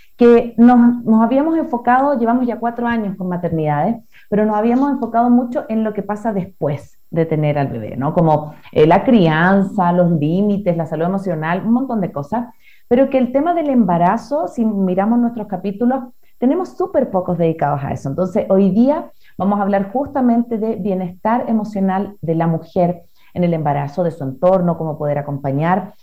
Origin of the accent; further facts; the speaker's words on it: Chile; moved away as an adult; now in Ecuador; yo soy chilena, pero vivo acá en Ecuador hace seis años más o menos